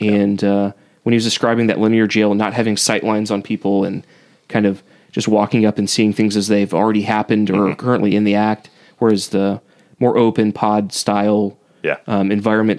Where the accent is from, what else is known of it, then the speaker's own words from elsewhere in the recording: Leavenworth, Kansas, United States; I grew up in Leavenworth, Kansas, which has about 50 million different prisons and detention facilities